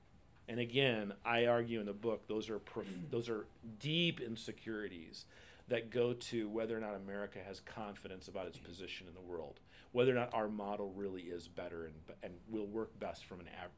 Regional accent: Indiana, United States; I grew up in Indiana.

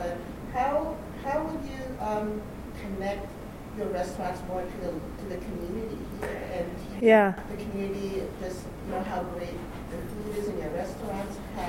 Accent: Washington, District of Columbia, United States; moved away as an adult; also born or lived in New York; now in Lexington, United States; I'm from Washington, D.C., and my family's from New York. And I moved to Lexington 4 years ago.

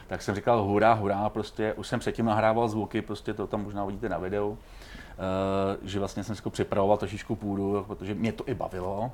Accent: Czechia; jsem hrdý na to, že jsem Čech

